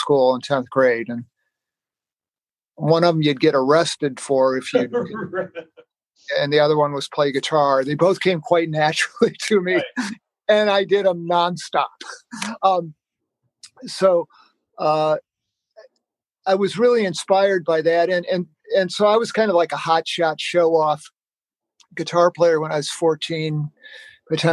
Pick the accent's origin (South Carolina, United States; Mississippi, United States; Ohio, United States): Ohio, United States; Sylvania; now in Cincinnati, United States; I grew up, I'm not from Cincinnati. I grew up in Sylvania, Ohio, which is a suburb of Toledo.